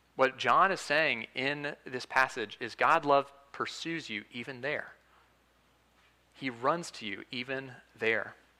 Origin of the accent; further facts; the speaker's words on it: Huntsville, Alabama, United States; I'm from Huntsville, Alabama